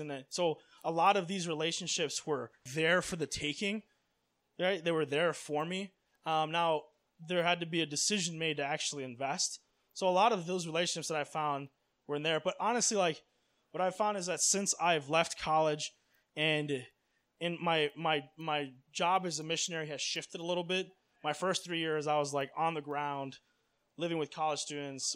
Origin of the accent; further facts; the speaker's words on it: Miami, Florida, United States; I grew up in Miami